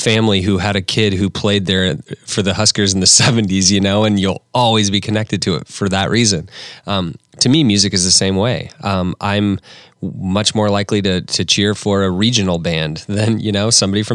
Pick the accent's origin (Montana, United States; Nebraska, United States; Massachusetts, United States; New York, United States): Nebraska, United States; Imperial; I'm from a small town, I'm from Imperial, Nebraska